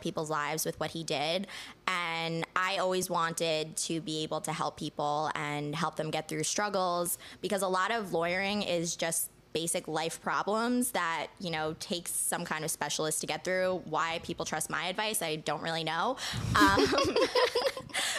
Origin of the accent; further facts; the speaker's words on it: Long Island, New York, United States; born and raised on Long Island. I actually, fun fact, have never, ever left New York.